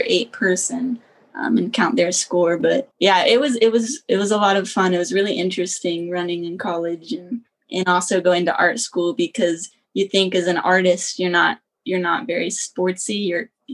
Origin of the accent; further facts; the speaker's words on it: Lancaster, Ohio, United States; I grew up in Ohio, Amish country, Lancaster, Ohio, often confused with Lancaster, Pennsylvania